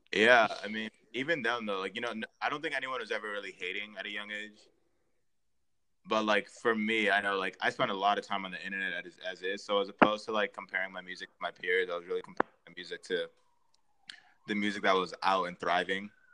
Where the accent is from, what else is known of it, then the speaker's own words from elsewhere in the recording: Montgomery County, Maryland, United States; also born or lived in New York; I was born and raised in Maryland, uh, in Montgomery County